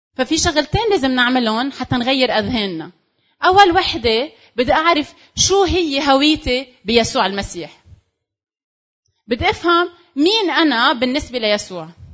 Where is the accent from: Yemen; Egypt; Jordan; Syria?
Syria; انا سوري